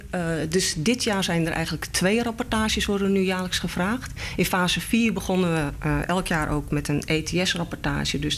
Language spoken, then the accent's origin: Dutch; Netherlands; daar betalen wij als Nederlanders allemaal mee.